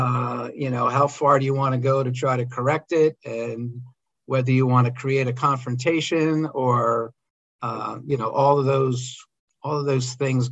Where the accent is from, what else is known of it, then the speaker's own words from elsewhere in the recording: outside of Philadelphia, Pennsylvania, United States; I grew up outside of Philadelphia